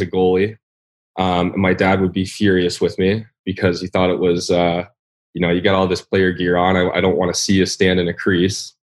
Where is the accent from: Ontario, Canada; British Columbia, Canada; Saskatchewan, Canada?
Ontario, Canada; Toronto; moved away as an adult; also born or lived in Michigan / Minnesota; if you were a skiing family, uh, in Toronto